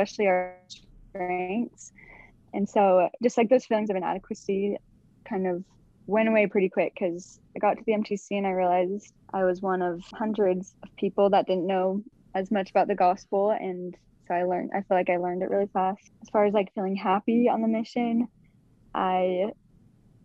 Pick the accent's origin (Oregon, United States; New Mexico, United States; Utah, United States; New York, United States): Utah, United States; Sandy; I'm from Sandy, Utah